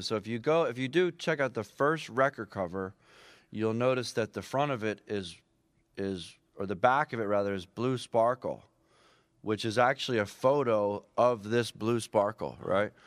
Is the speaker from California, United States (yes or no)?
no; Philadelphia, Pennsylvania, United States; moved away; also born or lived in Boston; I grew up on Second and Pine, so right down by, uh, South Street